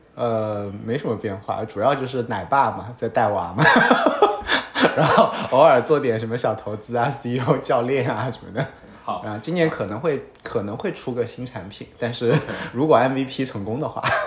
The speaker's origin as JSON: {"language": "Chinese", "region": "Hunan", "country": "China", "moved": "yes", "said": "我是湖南人，然后我上的是上海交大计算机系"}